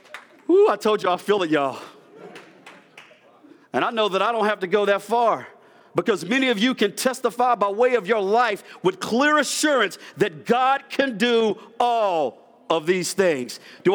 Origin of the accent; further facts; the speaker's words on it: East Coast, United States; I'm from the East Coast, so I can talk fast.